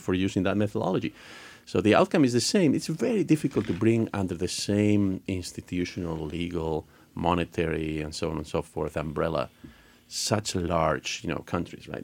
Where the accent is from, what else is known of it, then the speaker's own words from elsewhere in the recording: Spain; moved away; I'm originally from Spain